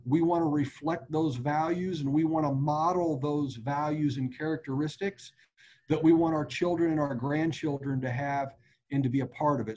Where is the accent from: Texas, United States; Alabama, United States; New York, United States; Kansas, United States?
Kansas, United States; Wichita; I was born in Wichita, Kansas. The Royals were my boyhood team.